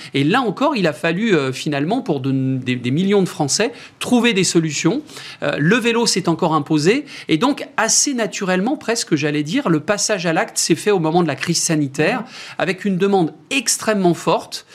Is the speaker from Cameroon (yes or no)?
no; France